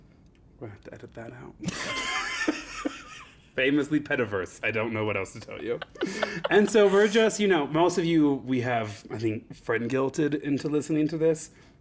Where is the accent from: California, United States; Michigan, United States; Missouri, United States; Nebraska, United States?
Nebraska, United States; well, I was queer in Nebraska in 2010, so I think I kind of get to make the call on that one.